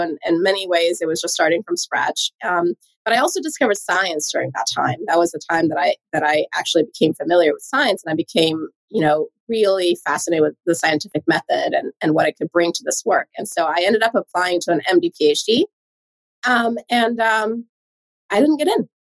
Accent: Sweden; English is a second language; moved away as an adult; also born or lived in Hawaii; So I moved across the world from Sweden all the way to Hawaii.

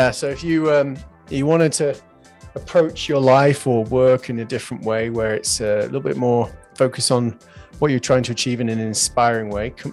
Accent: England, United Kingdom; I'm from England.

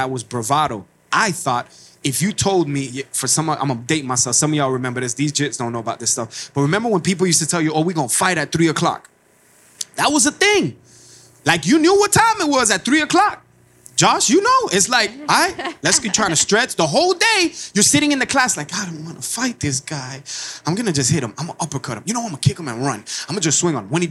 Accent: Miami, Florida, United States; I came from Cuba in my mama's belly. 1980, Mariel Boatlift, as a Cuban immigrant in a city in Miami, Florida

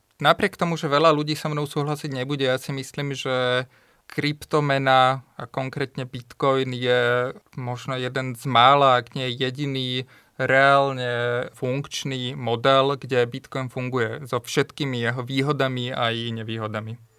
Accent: Topoľčany, Nitra Region, Slovakia; ja pochádzam z Topolčian a v malých e, Topolčanoch som akoby nemal s kým sa rozprávať

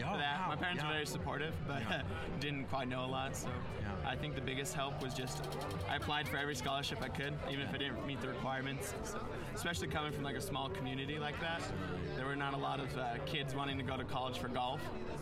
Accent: Colorado, United States; So I'm from Colorado, from a very small rural town in southeastern Colorado.

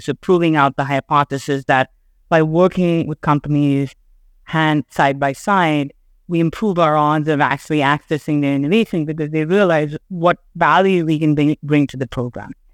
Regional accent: Chennai, Tamil Nadu, India; moved away as an adult; also born or lived in Sri Lanka; now in New York, United States; I grew up living in Chennai in India, but I spent all my summers in New York

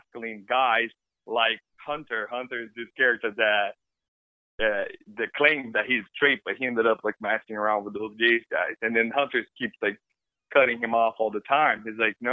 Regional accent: Brazil; English is a second language; moved away as an adult; also born or lived in Ireland; I was born and raised in Brazil

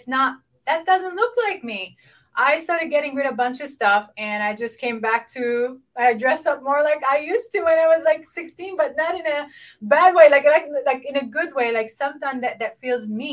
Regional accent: Lebanon; moved away; I grew up in Lebanon. You know, most of my life was in war

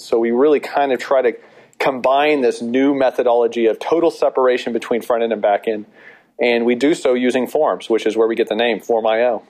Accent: Texas, United States; we are also from Texas

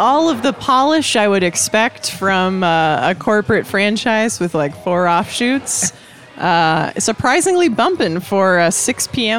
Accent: Perry, Iowa, United States; moved away; I grew up in a very weird town in Iowa, which has colored my relationship with tacos. So there was not a Taco Bell in my hometown.

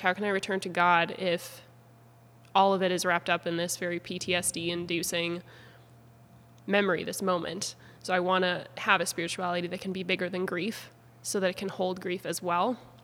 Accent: Beauséjour, Manitoba, Canada; moved away as an adult; now in Abbotsford, Canada; I'm from Treaty One territory in small town Manitoba, a town called Beauséjour

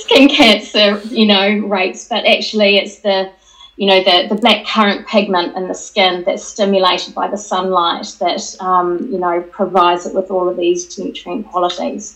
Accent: New Zealand; moved away as an adult; now in United Kingdom; I'm actually a Kiwi who's been working in the UK for about 26 years

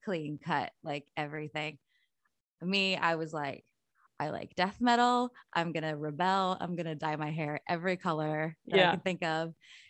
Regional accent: North Carolina, United States; also born or lived in Illinois; I was born in North Carolina.

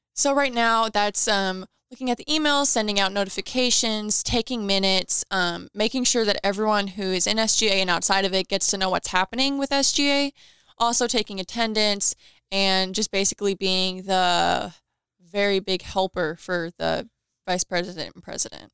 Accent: Owensboro, Kentucky, United States; from here

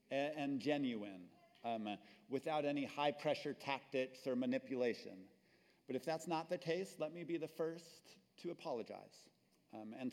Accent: New Mexico, United States; moved away as an adult; also born or lived in Texas; my home state of New Mexico.

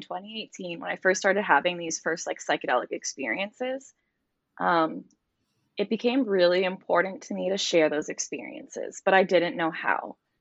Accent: Toronto, Ontario, Canada; moved away as an adult; now in Costa Rica; I'm from Canada. I'm half Canadian, half Romanian, and I grew up in Toronto, which is a big city.

